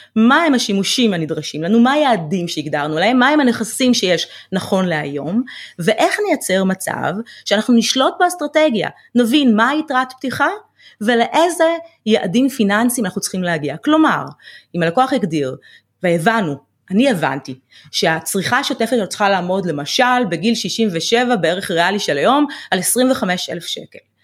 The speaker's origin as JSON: {"language": "Hebrew", "town": "Ramla", "region": "Central District", "country": "Israel", "tie": "born or raised there", "said": "גדלתי אה, ברמלה"}